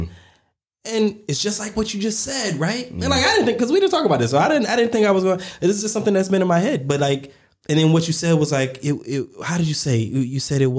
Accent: the South, United States; I grew up, I mean, I'm from the South in the US

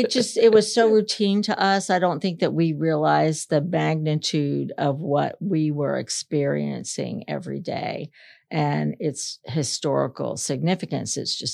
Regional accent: Florida, United States; My dad, initially, when we went to the Space Coast, worked for IBM.

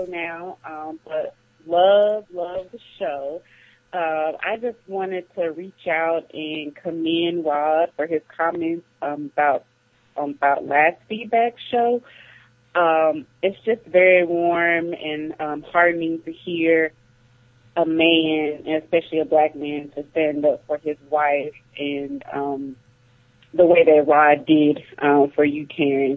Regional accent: Mississippi, United States; now in Atlanta, United States; I'm in the A right now, but I'm from Mississippi

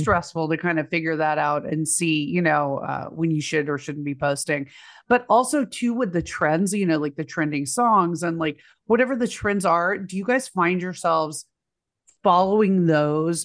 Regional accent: Texas, United States; I'm from Texas

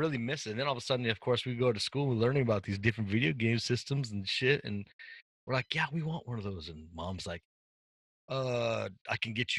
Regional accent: Washington, United States; I'm from Washington State.

